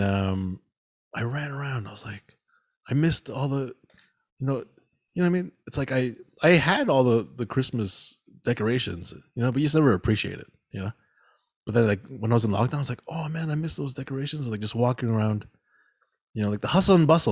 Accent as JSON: {"language": "English", "town": "Mississauga", "region": "Ontario", "country": "Canada", "tie": "born or raised there", "said": "we grew up here in Mississauga"}